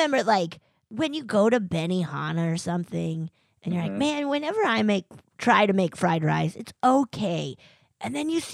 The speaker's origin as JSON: {"language": "English", "region": "Colorado", "country": "United States", "tie": "born or raised there", "said": "I grew up in Colorado"}